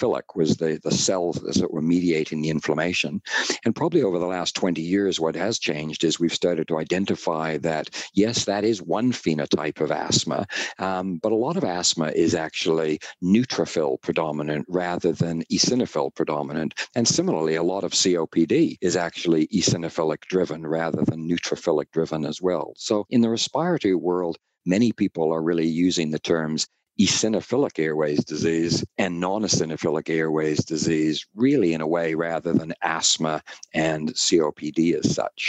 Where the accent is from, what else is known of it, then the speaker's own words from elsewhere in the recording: Canada; accent: North American; now in Auckland, New Zealand; I am from Canada originally